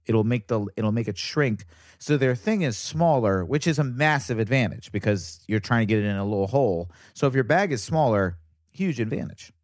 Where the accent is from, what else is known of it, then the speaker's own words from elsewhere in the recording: Virginia, United States; I'm from Virginia, so I was the only Jew. in my area